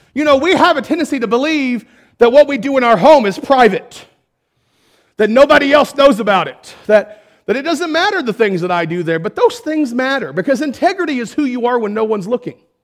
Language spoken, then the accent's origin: English; Perrin, Texas, United States; I'm from Perrin